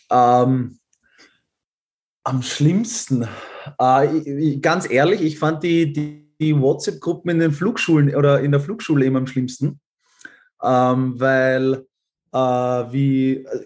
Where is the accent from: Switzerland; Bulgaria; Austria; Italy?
Austria; äh, wohne in Wien und, und bin ähm, Österreicher und Halbschwede. Also mein Vater kommt aus Schweden und meine Mutter aus Österreich.